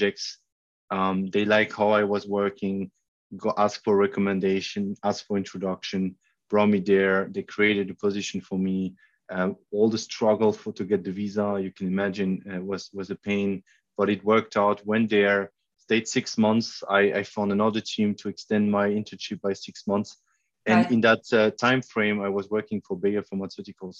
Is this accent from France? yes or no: yes; France; moved away as an adult; also born or lived in Germany; I'm French German. I grew up in France in a very small village of 1,000 inhabitants